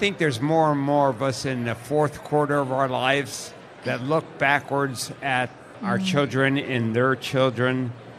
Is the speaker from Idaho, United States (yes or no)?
yes; Sun Valley, Idaho, United States; Sun Valley, Idaho.